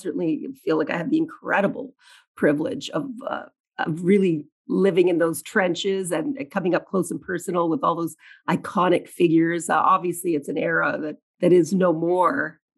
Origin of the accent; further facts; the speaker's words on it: Canada; I'm proud of you as a Canadian, and as a Canadian flag waver who really always wanted a little more attention for this country